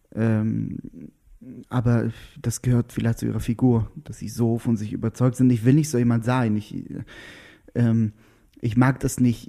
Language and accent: German; Israel; German is a second language; also born or lived in Lauchau, Germany; now in Berlin, Germany; Dann war ich Israeli, dann war ich auch noch Jude.